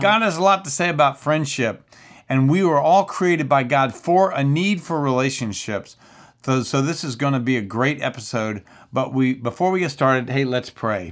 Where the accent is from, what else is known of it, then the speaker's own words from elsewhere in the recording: Central Florida, United States; I'm from Central Florida